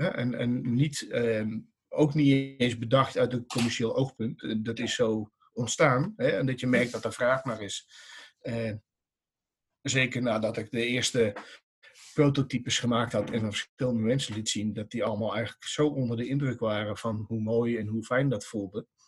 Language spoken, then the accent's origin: Dutch; Dongen, North Brabant, Netherlands; ik kom uit Dongen